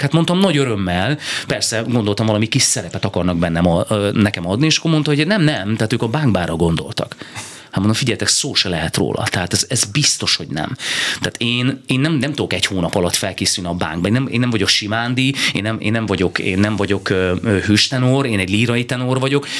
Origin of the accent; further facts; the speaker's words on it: Berehove, Zakarpattia Oblast, Ukraine; moved away as an adult; now in Hungary; büszke vagyok arra, hogy, hogy Beregszászot születtem, és én tényleg egy olvasztó tégelyben nőttem fel